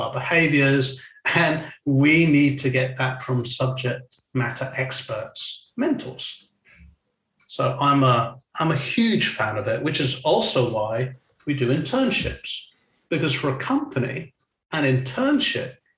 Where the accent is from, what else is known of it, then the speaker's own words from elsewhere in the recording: Weybridge, South East England, United Kingdom; moved away; also born or lived in China / Singapore / Switzerland; I'm from Weybridge.